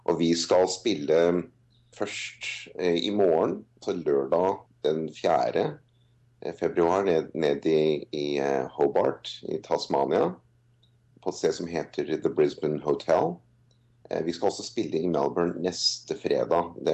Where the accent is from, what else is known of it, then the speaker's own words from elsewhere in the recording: Norway; now in Australia; Nei, altså jeg har eh, holdt på der eh, som soloartist siden 2003. Varmet opp for … 2004. Og jeg har spilt både her og der, litt mest i Oslo